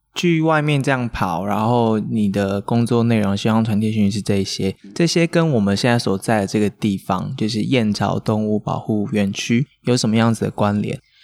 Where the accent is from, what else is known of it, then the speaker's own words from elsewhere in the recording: Kaohsiung, Taiwan; 在我长大的地方